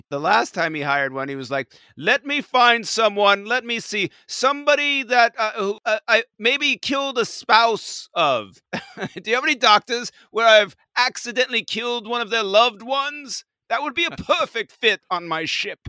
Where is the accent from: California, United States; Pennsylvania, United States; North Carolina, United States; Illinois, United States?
California, United States; accent: Californian; my stupid Californian accent